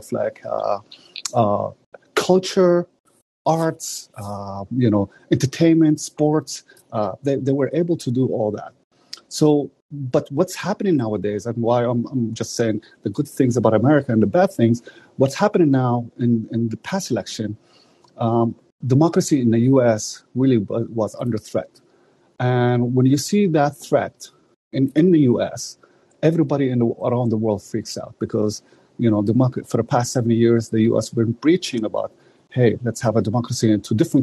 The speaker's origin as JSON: {"language": "English", "country": "Canada", "said": "a Canadian myself"}